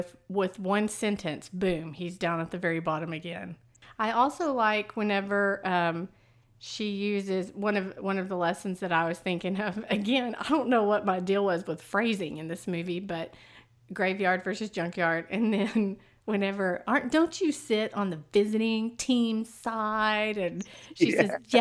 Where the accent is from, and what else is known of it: East Texas, United States